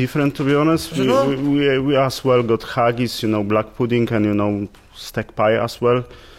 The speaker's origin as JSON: {"language": "English", "country": "Poland", "moved": "yes", "lives_now": "Glasgow, United Kingdom", "said": "I'm from Poland."}